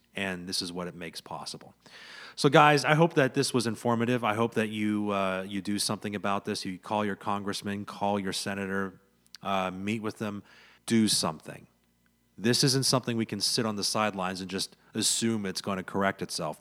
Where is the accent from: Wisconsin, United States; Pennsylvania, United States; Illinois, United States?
Pennsylvania, United States; central; own a small business here in, here in my hometown. in central Pennsylvania